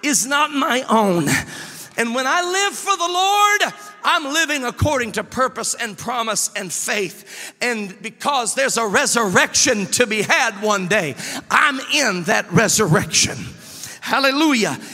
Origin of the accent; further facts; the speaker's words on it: Memphis, Tennessee, United States; I was born in Memphis, Tennessee